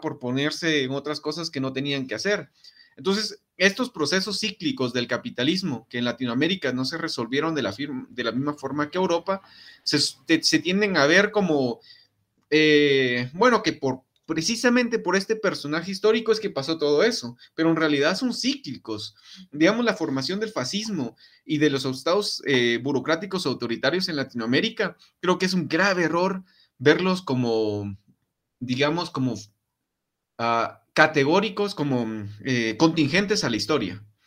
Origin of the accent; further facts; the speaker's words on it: Guatemala; En Guatemala pasa mucho el que las mamás nos dicen, "No te metas en babosadas porque te va a pasar algo"